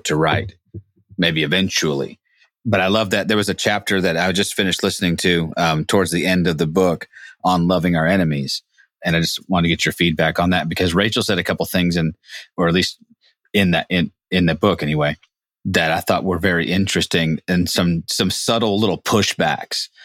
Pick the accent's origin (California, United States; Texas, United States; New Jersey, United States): California, United States; Humboldt County; John and I grew up in Humboldt County